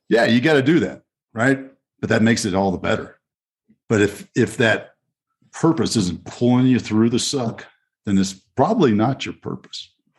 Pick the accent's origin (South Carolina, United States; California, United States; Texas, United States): Texas, United States; Fort Worth; my hometown of Fort Worth, Texas